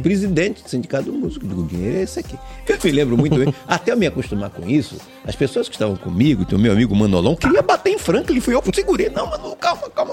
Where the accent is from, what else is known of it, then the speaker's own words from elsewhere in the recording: Valença, Bahia, Brazil; nasci na cidade de Valença